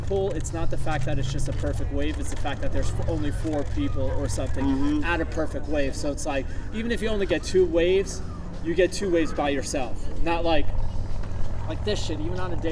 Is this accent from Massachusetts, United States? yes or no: no; New York, United States; moved away as an adult; I'm a New Yorker